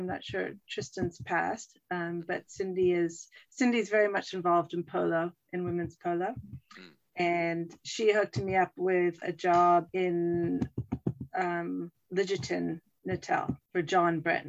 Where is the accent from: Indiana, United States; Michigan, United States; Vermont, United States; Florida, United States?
Vermont, United States; moved away as an adult; also born or lived in Lake Placid, New York / Kenya / South Africa / Hong Kong; I'm from Vermont, originally from Vermont, and went to Ski Academy in Lake Placid, New York, and then went to the University of Vermont. And when I finished UVM, I started traveling and ended up in Kenya and then off to South Africa.